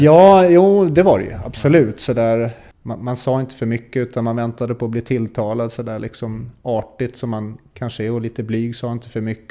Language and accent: Swedish; Stockholm, Stockholm County, Sweden; Som stockholmare